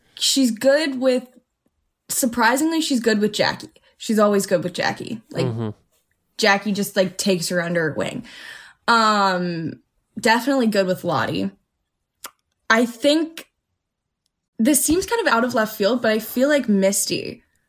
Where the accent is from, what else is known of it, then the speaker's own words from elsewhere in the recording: Tennessee, United States; We're both from Tennessee